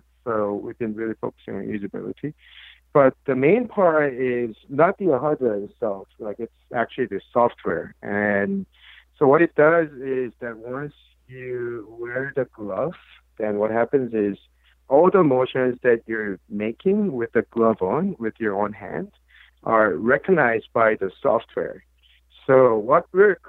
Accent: South Korea; moved away as an adult; growing up in South Korea in the early 80s

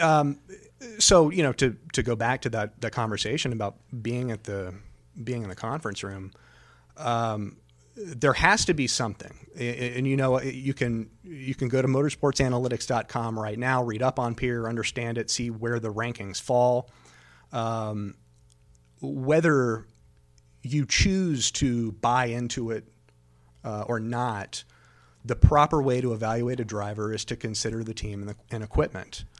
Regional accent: Daytona Beach, Florida, United States; also born or lived in Talladega, Alabama; I was born in Talladega, raised in Daytona.

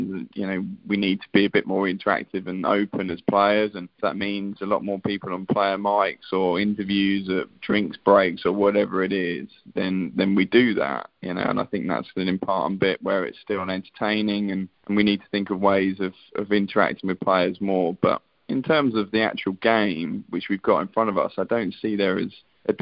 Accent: England, United Kingdom; as an Englishman

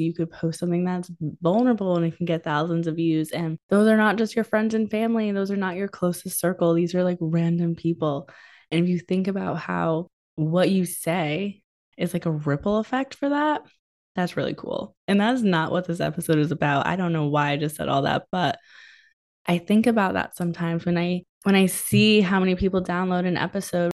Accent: New England, United States; I'm from New England

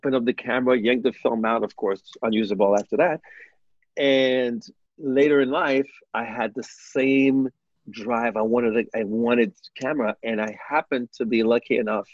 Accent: Montreal, Quebec, Canada; born or raised there; also born or lived in New York, United States / Haiti

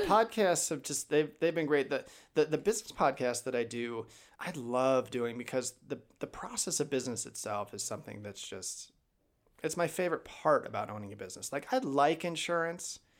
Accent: Chicago, Illinois, United States; also born or lived in Pullman, Washington; now in Idaho, United States; I'm from Chicago originally

